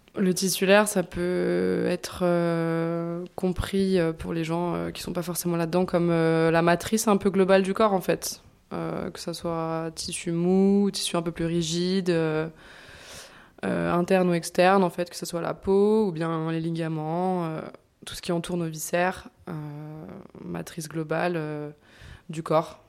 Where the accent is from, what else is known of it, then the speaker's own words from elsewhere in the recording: Bourg-en-Bresse, Auvergne-Rhône-Alpes, France; moved away as an adult; now in Lyon, France; je suis pas originaire de Lyon, je suis originaire de Bourg-en-Bresse